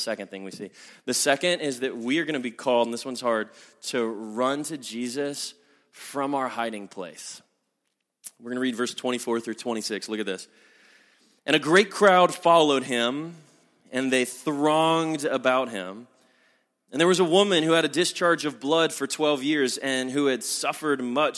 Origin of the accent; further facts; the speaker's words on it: the Bible Belt, United States; I'm from the Bible Belt, and this is a pressure I know that people down south feel a lot